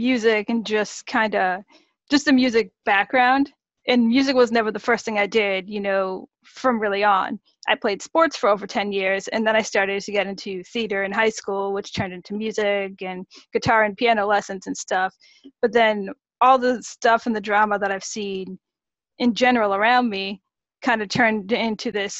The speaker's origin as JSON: {"language": "English", "town": "Boston", "region": "Massachusetts", "country": "United States", "said": "I'm from the East Coast over in Boston"}